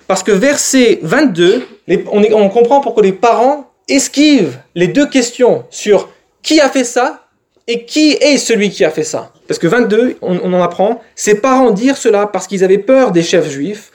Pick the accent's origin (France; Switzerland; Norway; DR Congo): France; nous, en France